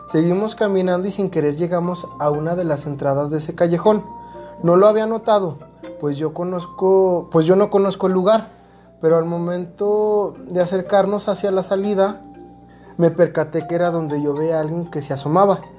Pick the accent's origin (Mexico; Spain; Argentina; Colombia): Mexico; Guadalajara, Jalisco; Yo soy de Guadalajara y en una ocasión vine de vacaciones para Semana Santa.